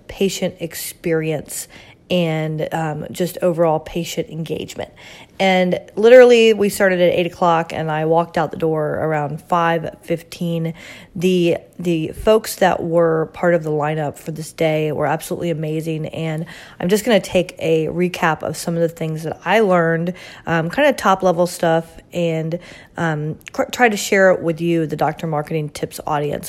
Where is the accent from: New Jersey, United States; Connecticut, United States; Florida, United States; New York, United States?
Florida, United States; Orlando; my hometown of Orlando, Florida